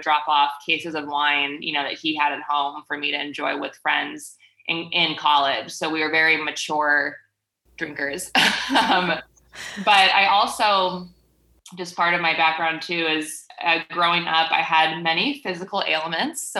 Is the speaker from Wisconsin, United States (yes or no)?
yes; Milwaukee, Wisconsin, United States; I am from Milwaukee, Wisconsin, Midwest